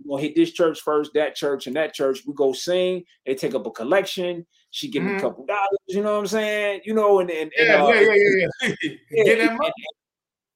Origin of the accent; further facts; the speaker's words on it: Detroit, Michigan, United States; I'm from Detroit.